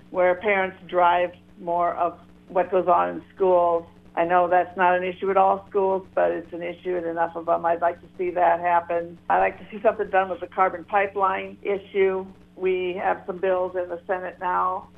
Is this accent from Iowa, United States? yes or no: yes; Janesville, Iowa, United States; I am from Janesville